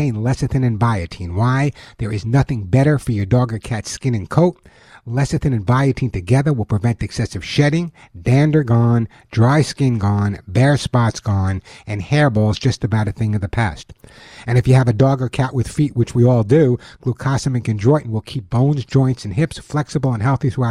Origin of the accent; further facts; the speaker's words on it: East Coast, United States; now in California, United States; I grew up on the East Coast